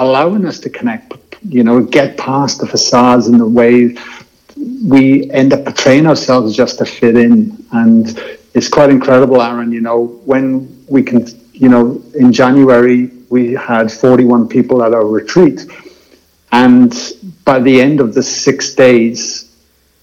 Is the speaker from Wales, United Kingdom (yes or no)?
yes; Wales, United Kingdom; moved away; I grew up in Wales, and rugby was my passion sport